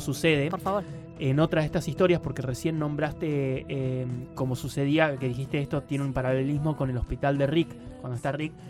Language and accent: Spanish; Mina Clavero, Córdoba, Argentina; Yo soy de Mina Clavero